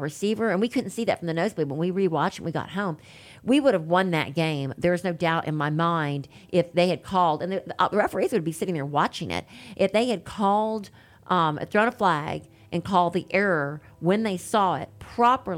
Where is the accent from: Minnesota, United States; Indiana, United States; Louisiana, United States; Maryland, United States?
Louisiana, United States; Baton Rouge; moved away; I am from Baton Rouge